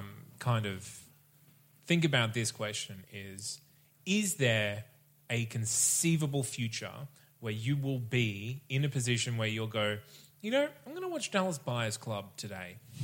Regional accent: Australia; We are Australian as well

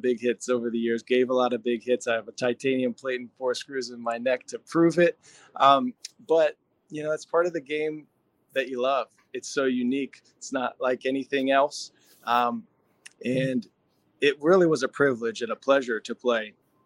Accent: Pennsylvania, United States; I grew up in Pennsylvania, where football is like religion, a football hotbed

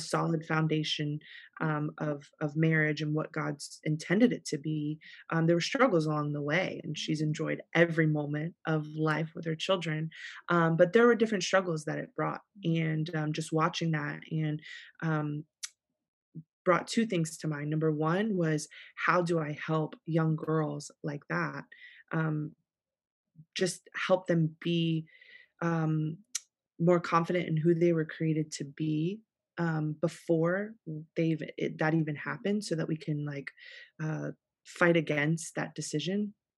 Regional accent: South Florida, United States; born and raised in South Florida

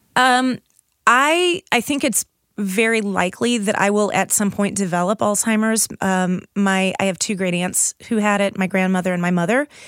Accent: St. Louis, Missouri, United States; I grew up in South St. Louis

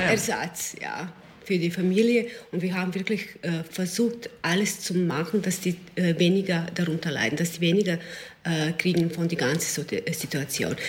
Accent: Serbia; German is a second language; now in Klosterneuburg, Austria

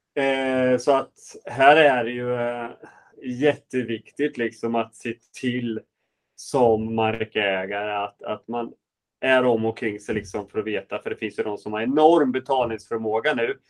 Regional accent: Sweden; vi svenskar

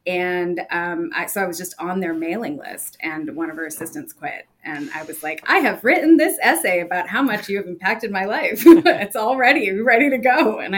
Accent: Massachusetts, United States; moved away as an adult; also born or lived in New York; So I'm from Massachusetts and my parents are Indian immigrants

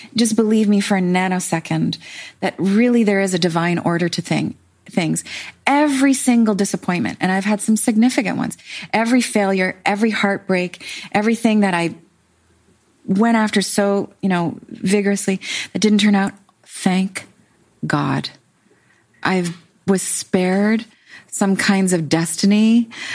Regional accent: Canada; I'm Canadian.

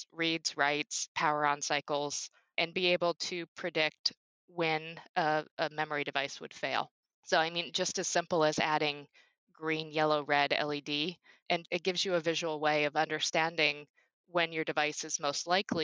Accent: Phoenix, Arizona, United States; I grew up in Phoenix, Arizona

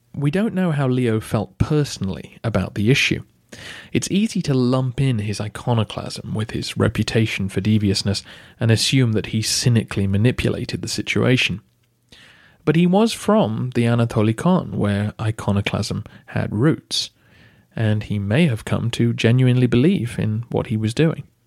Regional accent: England, United Kingdom; Being English myself

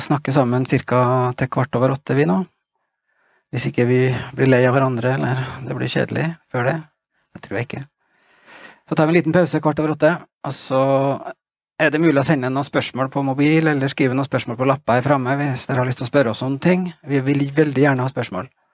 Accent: Stjørdal, Trøndelag, Norway; Jeg vokste opp i Trondheim da jeg var liten gutt

